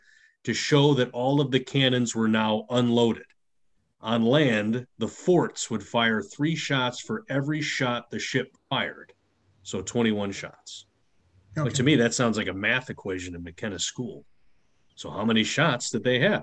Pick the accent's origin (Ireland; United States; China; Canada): United States; Chicago, Illinois; I grew up in Chicago